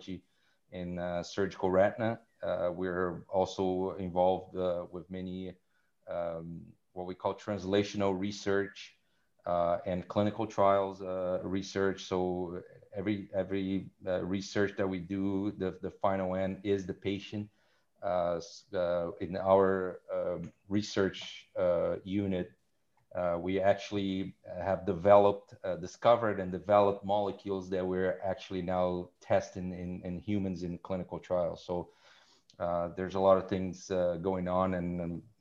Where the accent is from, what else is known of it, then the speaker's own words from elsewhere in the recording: Rio de Janeiro, Brazil; moved away as an adult; now in Montreal, Canada; I'm originally from Rio de Janeiro, Brazil.